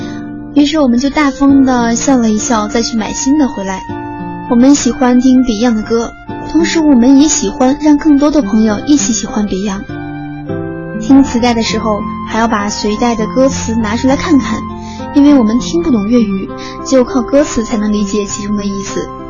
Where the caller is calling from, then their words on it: Tokyo, Japan; 大家好，我是来自东京的听友…。